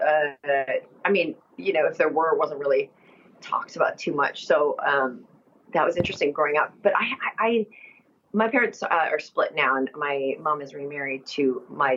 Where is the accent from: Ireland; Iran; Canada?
Canada; Vancouver, British Columbia; I grew up in Vancouver, so it feels like I'm like a city person